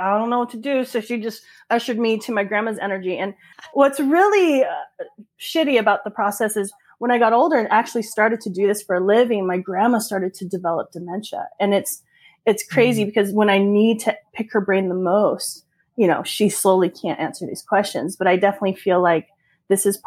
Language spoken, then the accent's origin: English; San Diego, California, United States; Born and raised in San Diego